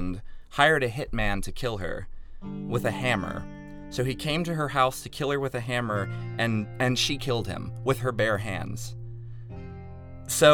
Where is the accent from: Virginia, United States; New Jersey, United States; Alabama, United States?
Virginia, United States; also born or lived in Chicago; now in Los Angeles, United States; I'm from Virginia originally, out in LA now for 6.5 months after living in Chicago for 3 years